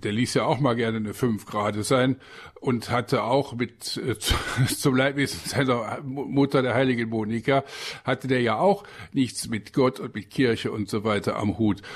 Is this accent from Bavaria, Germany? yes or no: no; Aachen, North Rhine-Westphalia, Germany; moved away as an adult; now in Lower Rhine, Germany; Ich komme ja aus Aachen